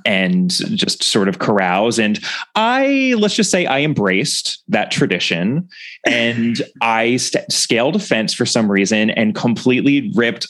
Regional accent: United States; as an American

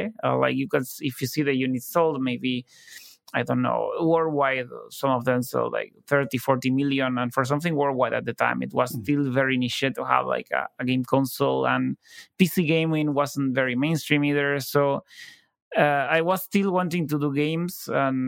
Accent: Buenos Aires, Argentina; I was from Buenos Aires

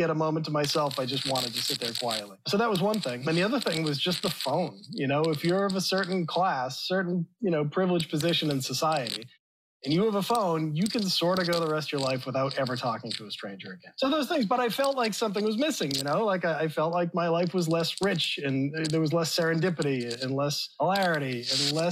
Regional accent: Boston, Massachusetts, United States; I grew up in Boston

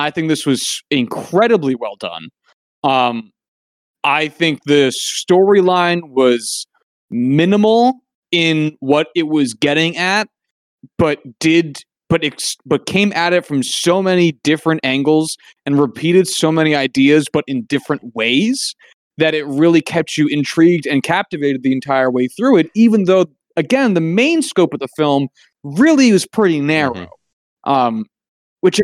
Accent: United States; as an American

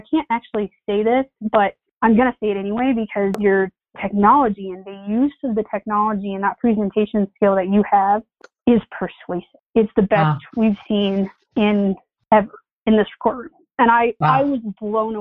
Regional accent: Eastern Plains, Colorado, United States; I'm from the Eastern Plains

